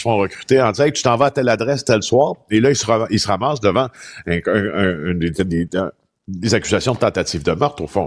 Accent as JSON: {"language": "French", "area": "Témiscamingue", "region": "Quebec", "country": "Canada", "tie": "born or raised there", "said": "dans mon patelin natal, des Témiscamingue"}